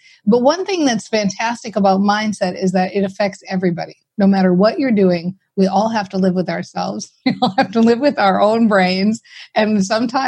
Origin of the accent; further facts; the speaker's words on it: Minnesota, United States; I'm from Minnesota, right? So we're very practical people here